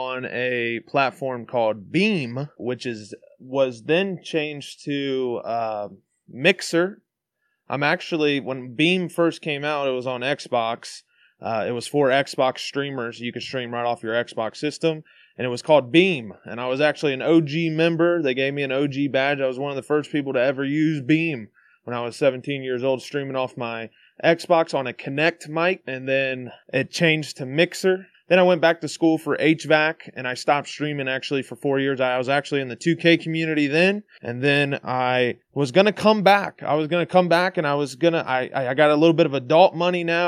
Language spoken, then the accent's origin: English; Cincinnati, Ohio, United States; I'm from Cincinnati, Ohio